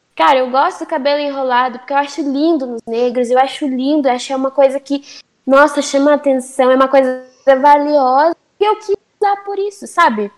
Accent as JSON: {"language": "Portuguese", "country": "Brazil", "tie": "born or raised there", "said": "por eu ter nascido no Brasil, eu tenho culturas é, brasileiras. Por exemplo, aqui em casa a gente é brasileira"}